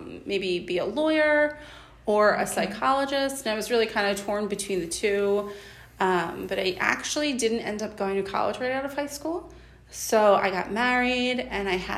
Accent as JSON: {"language": "English", "town": "Philadelphia", "region": "Pennsylvania", "country": "United States", "tie": "born or raised there", "moved": "as an adult", "lives_now": "Boyertown, United States", "said": "I was born and raised in Philadelphia"}